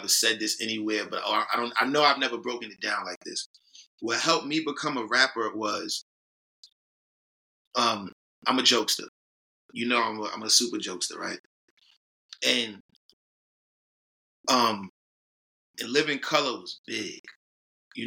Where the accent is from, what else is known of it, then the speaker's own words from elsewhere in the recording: New York City, New York, United States; we grew up in Harlem